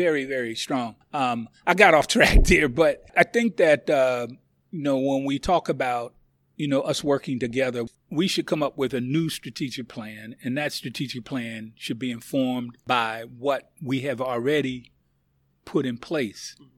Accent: United States; I'm from the United States of America

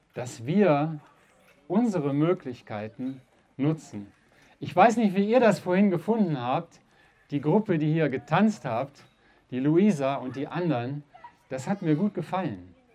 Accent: Uerdingen, North Rhine-Westphalia, Germany; ich selber bin aus dem Rheinland, aus einer kleinen Stadt Uerdingen am Rhein

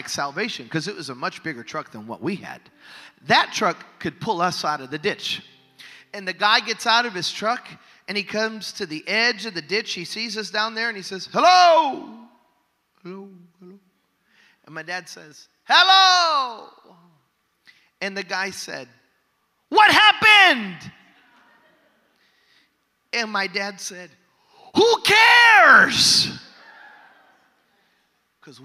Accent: Chicago, Illinois, United States; growing up in Chicago

